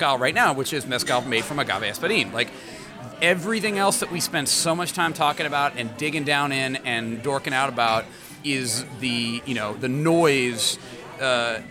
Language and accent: English; Indianapolis, Indiana, United States; now in Chicago, United States; Indy's my hometown. This is where I'm from. Born and raised in Indianapolis, Indiana